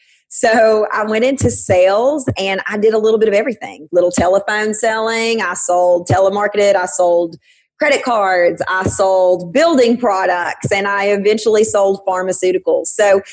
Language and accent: English; Sweetwater, Tennessee, United States; I am originally from Sweetwater, Tennessee. There is really a place called Sweetwater, Tennessee. A tiny little town just south of Knoxville.